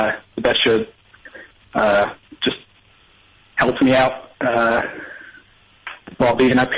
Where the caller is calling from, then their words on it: Wasilla, Alaska, United States; Wasilla, Alaska.